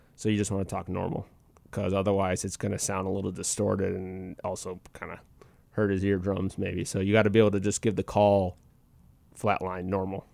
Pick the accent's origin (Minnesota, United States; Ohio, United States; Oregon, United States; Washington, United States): Minnesota, United States; moved away as an adult; I was back in Minnesota because that's my hometown